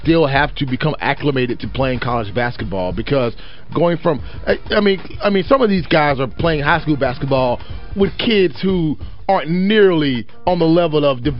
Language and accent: English; Golden Triangle, Mississippi, United States; growing up in the Golden Triangle, where Starkville, Mississippi is